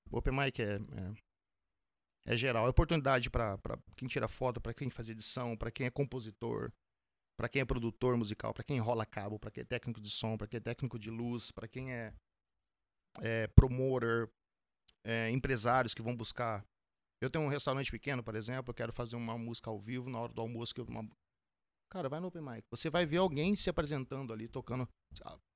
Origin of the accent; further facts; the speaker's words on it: Vila Velha, Espírito Santo, Brazil; Eu sou de Vila Velha, Espírito Santo.